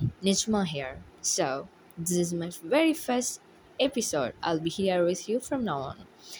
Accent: Thrissur, Kerala, India; also born or lived in Kannur; as you all know. And I'm from India, Kerala, Thrissur.

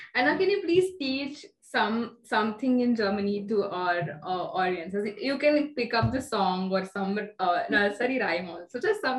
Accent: India; many Asian languages being Indian. We know at least two from birth, you know, our mother tongue and Hindi.

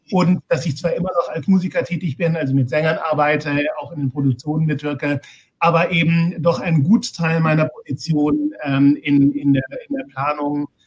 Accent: Heidelberg, Baden-Württemberg, Germany; Ich bin in Heidelberg geboren und aufgewachsen und habe schon, naja, als 13-, 14-Jähriger ähm, sehr, sehr viel Klavier gespielt

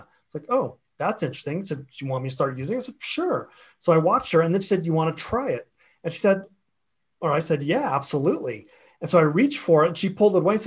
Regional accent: Florida, United States; I grew up in the South, in Florida, and had a very big Southern Baptist influence around me.

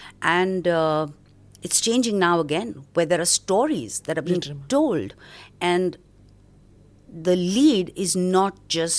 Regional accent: Mumbai, Maharashtra, India; Born and brought up in Bombay.

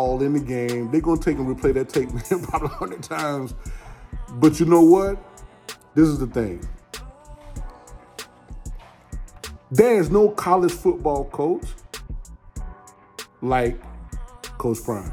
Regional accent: Macon, Georgia, United States; I'm from Georgia. I'm from Macon, Georgia.

